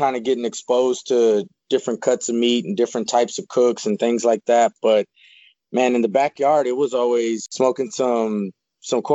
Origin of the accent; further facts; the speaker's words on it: Houston, Texas, United States; I was born and raised in Houston, Texas, in a north side neighborhood of Houston, Texas